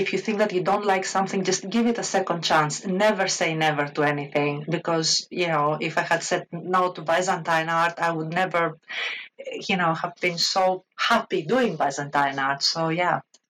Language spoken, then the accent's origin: English; Crete, Greece; accent: Greek; English is a second language; Obviously, I'm a Greek. You can probably hear it from my accent. I was born and raised in Greece.